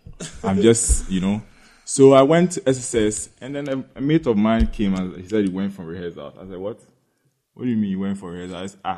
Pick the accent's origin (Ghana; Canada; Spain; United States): Ghana; been in Ghana my whole life.